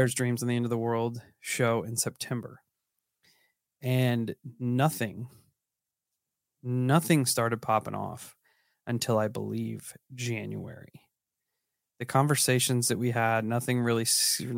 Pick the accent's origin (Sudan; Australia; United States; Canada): United States; Illinois; I'm from Illinois, which is not Appalachia